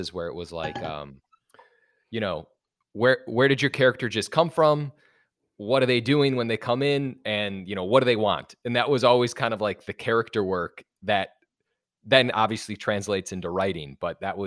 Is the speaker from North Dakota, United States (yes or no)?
no; Wisconsin, United States; moved away as an adult; now in Los Angeles, United States; I'm also from a small town